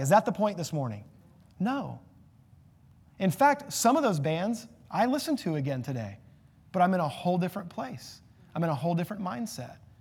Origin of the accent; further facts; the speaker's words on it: United States; as an American